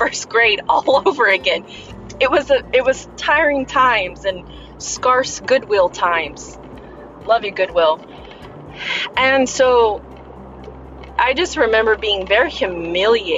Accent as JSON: {"language": "English", "country": "United States", "second_language": "English", "said": "I'm American and I didn't even know English"}